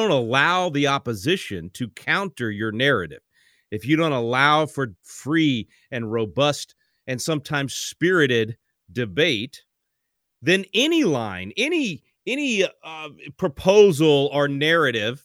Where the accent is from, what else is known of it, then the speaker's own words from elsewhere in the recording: Texas, United States; I'm a Texan.